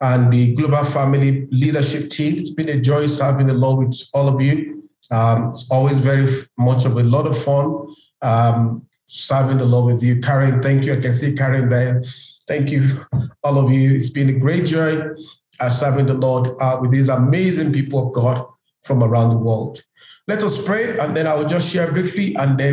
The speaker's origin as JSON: {"language": "English", "country": "Nigeria", "moved": "yes", "lives_now": "Kenya", "said": "I live in Kenya, but I'm a Nigerian"}